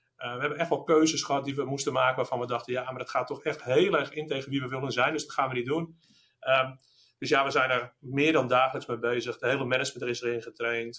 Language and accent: Dutch; Netherlands; zijn we ook Nederlanders